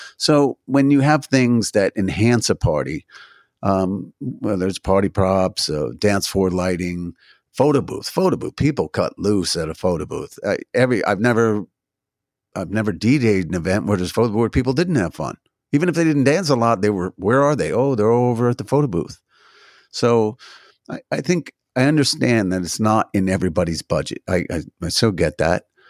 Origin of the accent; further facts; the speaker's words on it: New Jersey, United States; now in Washington, D.C., United States; I'm originally from New Jersey